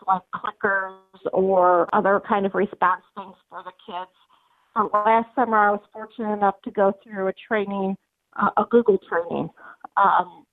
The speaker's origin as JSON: {"language": "English", "region": "Georgia", "country": "United States", "said": "I am from Georgia, and I am currently teaching special ed grades 2 through 5"}